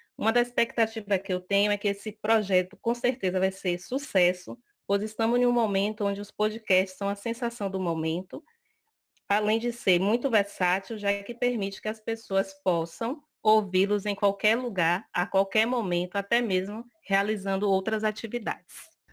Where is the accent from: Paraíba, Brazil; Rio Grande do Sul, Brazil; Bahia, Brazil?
Bahia, Brazil; Salvador; sou de Salvador